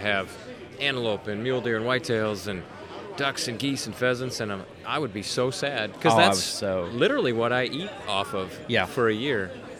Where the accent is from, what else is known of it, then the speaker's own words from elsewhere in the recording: West Central Wisconsin, United States; moved away as an adult; I was born and raised in West Central Wisconsin.